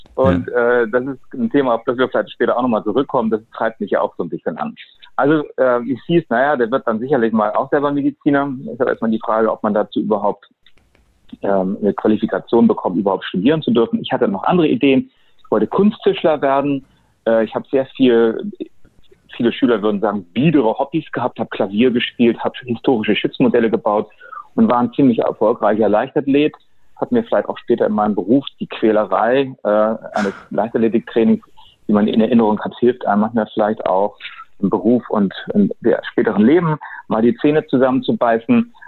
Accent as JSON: {"language": "German", "region": "Hamburg", "country": "Germany", "tie": "born or raised there", "said": "Also ich bin geborener Hamburger, bin 58 Jahre alt"}